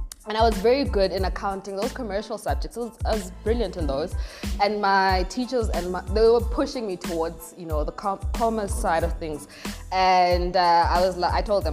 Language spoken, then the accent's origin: English; Soweto, Gauteng, South Africa; a young lady born and bred in Deep Kloof, Soweto. That's where I've lived all my life